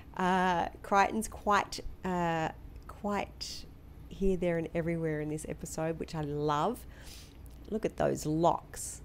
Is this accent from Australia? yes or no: yes; Australia; I'm typical Aussie.